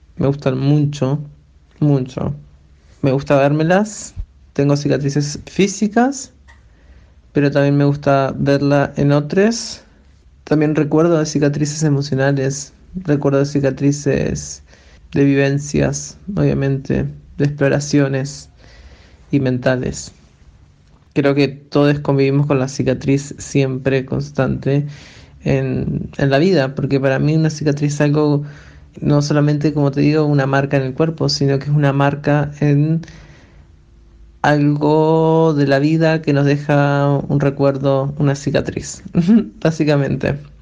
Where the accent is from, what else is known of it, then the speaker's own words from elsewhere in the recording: Uruguay; now in Chile; soy uruguaya y actualmente vivo en Chile